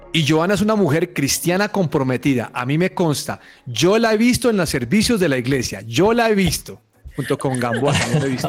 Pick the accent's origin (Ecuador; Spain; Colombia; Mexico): Colombia